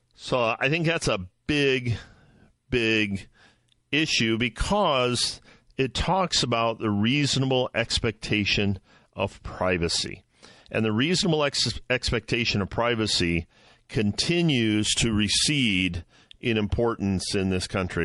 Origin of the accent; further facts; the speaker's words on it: Midwest, United States; I'm from the Midwest. I live in the Midwest.